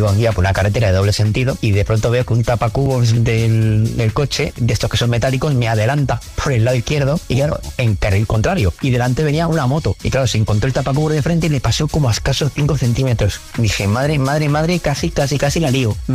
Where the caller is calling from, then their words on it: Madrid, Community of Madrid, Spain; Buenas tardes … de Madrid.